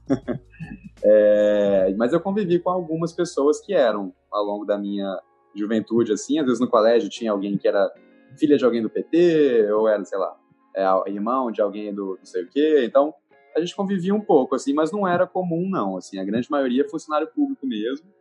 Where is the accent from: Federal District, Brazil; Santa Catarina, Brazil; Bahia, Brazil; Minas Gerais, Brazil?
Federal District, Brazil; Brasília; also born or lived in São Paulo / Pará / Lima, Peru / Salvador; now in Rio de Janeiro, Brazil; Tenho 32 anos, nasci em Brasília